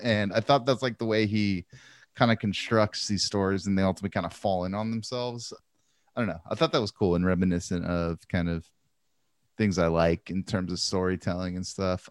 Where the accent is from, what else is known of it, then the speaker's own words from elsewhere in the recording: Santa Maria, California, United States; growing up in Santa Maria